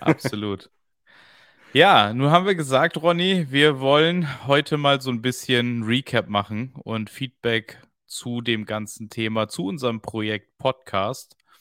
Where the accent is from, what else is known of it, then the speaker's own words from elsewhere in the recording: East Frisia, Lower Saxony, Germany; als Ostfriese